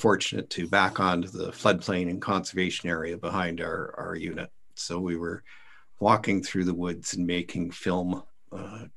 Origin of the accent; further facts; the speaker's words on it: St. Thomas, Ontario, Canada; also born or lived in London, Ontario / Ottawa Valley; I grew up in St. Thomas, Ontario, and raised my kids in London